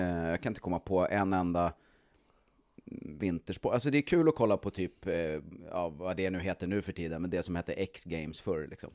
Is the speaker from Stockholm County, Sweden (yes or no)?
yes; Stockholm, Stockholm County, Sweden; i Stockholm där jag föddes